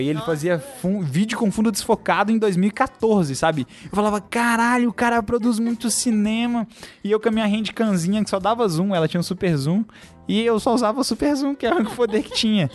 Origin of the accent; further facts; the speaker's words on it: Ibirité, Minas Gerais, Brazil; eu sou de Birité, que é uma cidade do interior de Belo Horizonte, não é do interior, né? É uma cidade vizinha aqui de Belo Horizonte. Quando eu morava lá